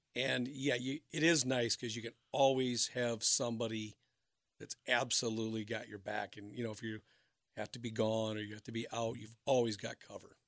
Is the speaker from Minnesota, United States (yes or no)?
yes; Minnesota, United States; also born or lived in Wisconsin; now in Cincinnati, United States; I'm from Minnesota, my wife's from Florida